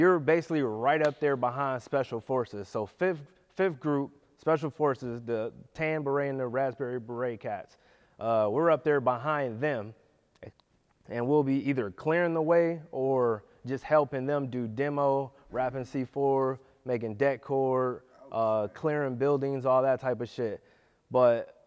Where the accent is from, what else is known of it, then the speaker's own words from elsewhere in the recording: Youngstown, Ohio, United States; I'm from the hood. I'm from Youngstown.